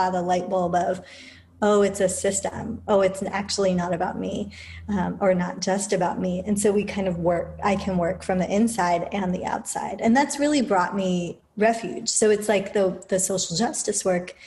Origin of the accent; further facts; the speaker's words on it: United Kingdom; moved away; being born as a mixed person, as an Indian and British person in the UK, like in the heart of empire in the 70s